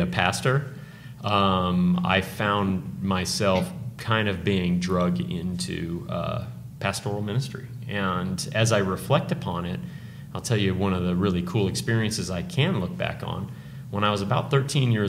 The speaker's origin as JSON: {"language": "English", "town": "Tucson", "region": "Arizona", "country": "United States", "tie": "born or raised there", "also_born_or_lived": "California", "said": "my hometown, Tucson"}